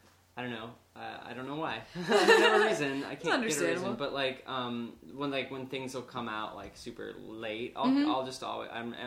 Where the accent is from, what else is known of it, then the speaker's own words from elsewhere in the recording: Chicago, Illinois, United States; I grew up in Chicago